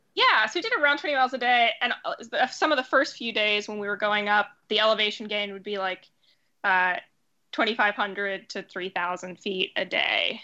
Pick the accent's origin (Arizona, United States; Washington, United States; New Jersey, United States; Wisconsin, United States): Washington, United States; Seattle; moved away as an adult; also born or lived in Pittsburgh; now in New York, United States; I'm living in New York now, working in theater here. Uh, I, I'm from Seattle